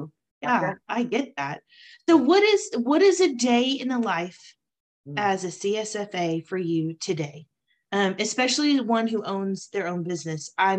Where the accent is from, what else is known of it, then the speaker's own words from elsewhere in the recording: Texas, United States; moved away as an adult; now in East Tennessee, United States; I am a Texas girl. Lived in Texas for the majority of my life unless the military took me other places. And so just did a huge leap of faith to East Tennessee in November.